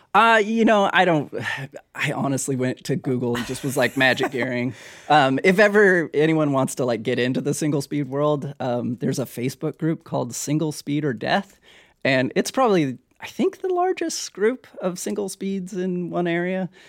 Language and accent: English; Hawaii, United States; moved away; also born or lived in Oregon; I grew up in Hawaii